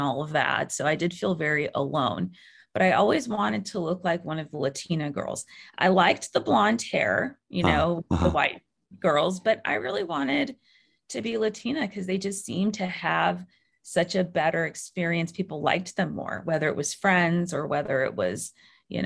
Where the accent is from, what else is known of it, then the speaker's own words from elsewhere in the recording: Bay Area, California, United States; I grew up in the Bay Area.